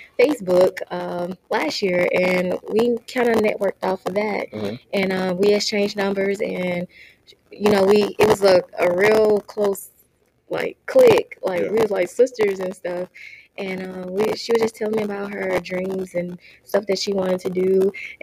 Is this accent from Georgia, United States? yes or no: no; Crystal Springs, Mississippi, United States; now in Phoenix, United States; I am from Crystal Springs, Mississippi, and I relocated to Phoenix, Arizona in 2017.